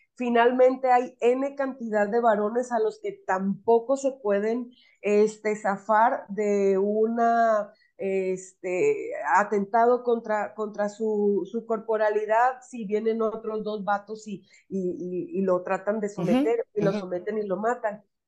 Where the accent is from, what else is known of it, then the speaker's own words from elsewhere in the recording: Sinaloa, Mexico; soy de Sinaloa